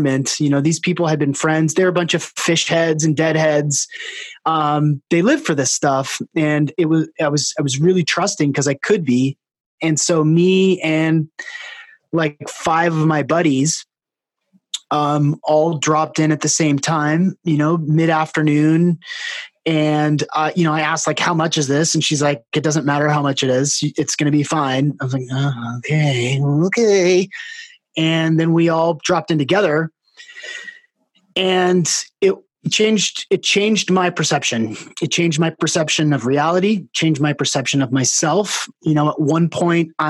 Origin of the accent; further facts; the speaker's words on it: Seattle, Washington, United States; I'm from Seattle and grew up in the Northwest running around in the woods bare feet